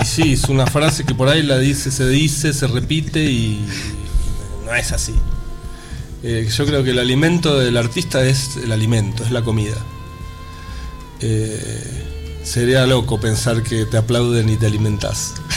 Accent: Buenos Aires, Argentina; Buenos Aires es mi pueblo

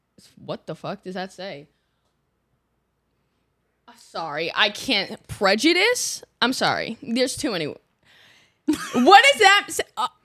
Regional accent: United States; No, I'm American.

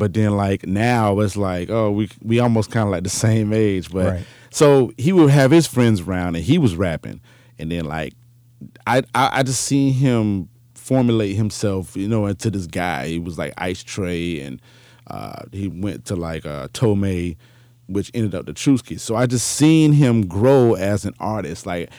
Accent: Jacksonville, Florida, United States; So when we moved to Jacksonville, that's when my mom and dad separated.

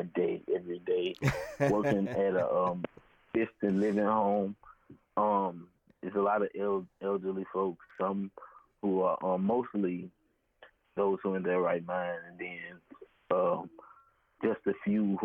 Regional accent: Baton Rouge, Louisiana, United States; Born and raised in Baton Rouge, Louisiana.

